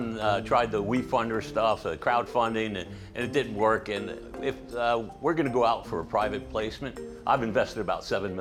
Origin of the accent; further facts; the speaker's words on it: Long Island, New York, United States; I grew up in Long Island, New York.